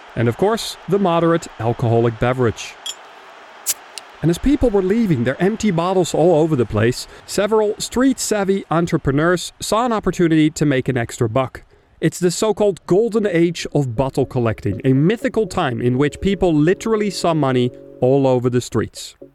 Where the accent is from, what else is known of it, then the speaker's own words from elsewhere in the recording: Amsterdam, North Holland, Netherlands; English is a second language; moved away as an adult; now in Berlin, Germany; my hometown Amsterdam